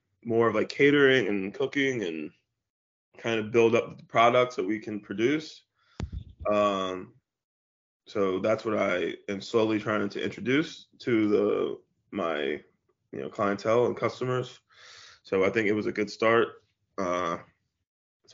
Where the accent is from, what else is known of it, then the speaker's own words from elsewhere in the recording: DC and Maryland, United States; also born or lived in Washington, D.C.; I grew up in the South a bit, but DC and Maryland, it's right on the borderline